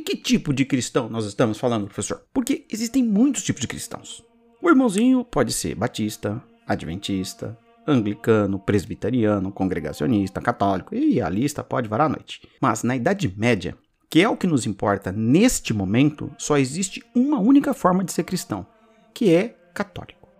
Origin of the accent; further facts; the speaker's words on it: Brazil; somos brasileiros